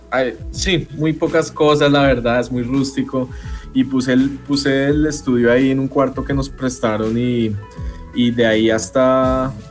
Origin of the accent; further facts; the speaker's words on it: Colombia; ya no estamos como sujetos a que si somos de Colombia vamos a sonar tropical necesariamente.